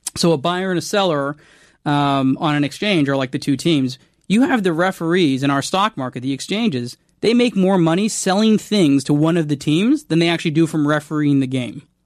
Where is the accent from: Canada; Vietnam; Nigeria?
Canada; I'm Canadian